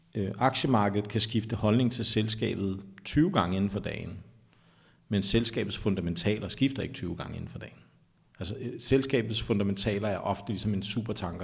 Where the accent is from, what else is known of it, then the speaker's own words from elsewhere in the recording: Taastrup, Capital Region of Denmark, Denmark; also born or lived in Sydhavnen, Copenhagen; jeg er faktisk fra Vestegnen. Som barn, der voksede op i Tostrup